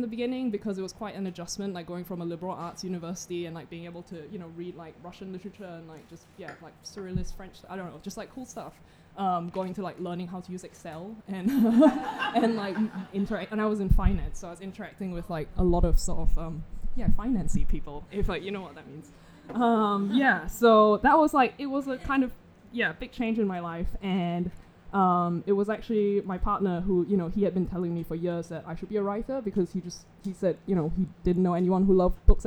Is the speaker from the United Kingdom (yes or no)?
no; Singapore; I'm from Singapore